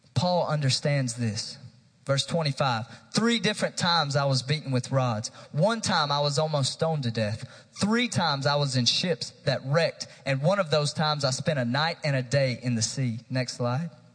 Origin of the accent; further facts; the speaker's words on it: New Market, Tennessee, United States; from a small town called New Market, Tennessee. It's about 45 minutes east of Knoxville